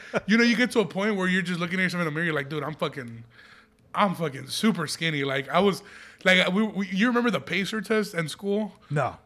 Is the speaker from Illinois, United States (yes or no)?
yes; Aurora, Illinois, United States; I grew up in Aurora, Illinois